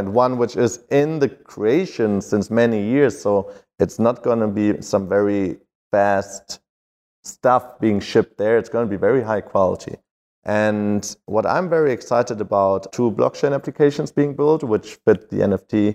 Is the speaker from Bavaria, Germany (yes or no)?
no; Berlin, Germany; I'm from Berlin